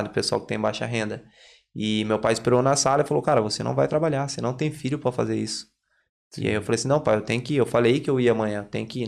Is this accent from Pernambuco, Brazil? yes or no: no; Limeira, São Paulo, Brazil; moved away as an adult; now in Ireland; Sou de Limeira, interior de São Paulo